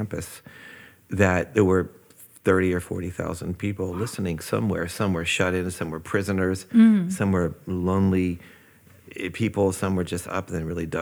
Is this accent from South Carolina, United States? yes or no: no; Washington, District of Columbia, United States; also born or lived in Baltimore, Maryland / Paris / Oxford / south of France; I grew up mostly in Washington, D.C.